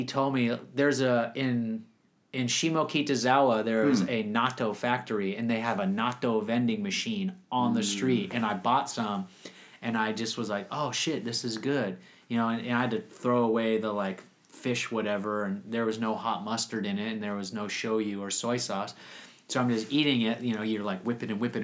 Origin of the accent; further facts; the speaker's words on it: Minnesota, United States; also born or lived in San Francisco; now in Japan; I was born in Minnesota